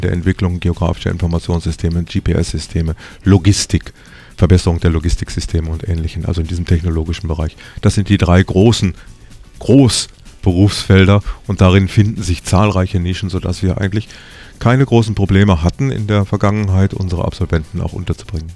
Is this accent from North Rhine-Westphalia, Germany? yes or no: yes; North Rhine-Westphalia, Germany; moved away as an adult; also born or lived in Tyrol, Austria; now in Innsbruck, Austria; ich bin ein gebürtiger Westfale, was man meiner Sprache wohl auch noch annimmt